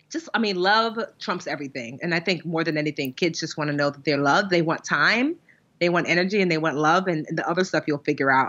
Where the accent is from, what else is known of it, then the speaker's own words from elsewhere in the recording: Nigeria; as much as a Nigerian child can be a troublemaker because you know there's only but so much that your parents will allow